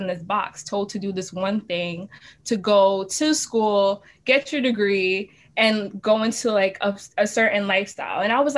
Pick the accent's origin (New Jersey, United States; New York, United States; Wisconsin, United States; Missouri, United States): New York, United States; New York City; growing up in Brooklyn and like also going to school here